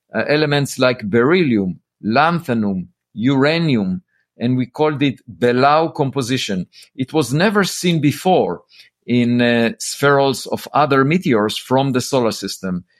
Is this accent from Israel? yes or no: yes; Israel; moved away as an adult; also born or lived in Princeton; I grew up in Israel